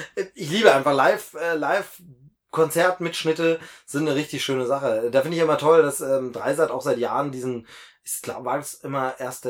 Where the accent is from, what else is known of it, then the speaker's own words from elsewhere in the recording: Lusatia, Germany; bei mir in meiner Heimatregion in Lausitz